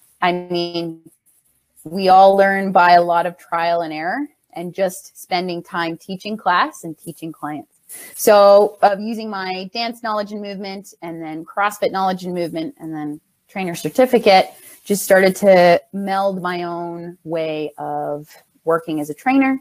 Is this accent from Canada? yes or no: yes; Ontario, Canada; also born or lived in Winnipeg; now in Toronto, Canada; I'm actually from Ontario, so moving out to Winnipeg was just for school, then coming back